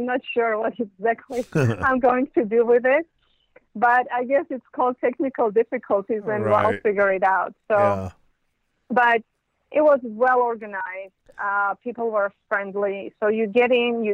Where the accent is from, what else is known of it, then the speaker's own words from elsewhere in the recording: Yerevan, Armenia; now in Los Angeles, United States; I'm from Yerevan